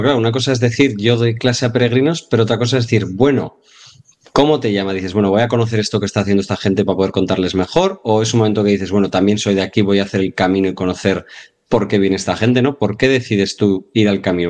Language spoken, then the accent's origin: Spanish; Navarre, Spain; como yo, como buen navarro